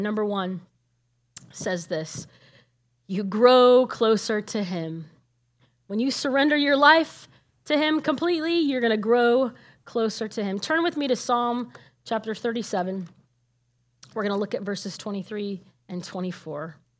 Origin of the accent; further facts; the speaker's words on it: Nebraska, United States; moved away as an adult; also born or lived in Illinois / California; I grew up in Nebraska and I left there because God called me to go to ministry training in Illinois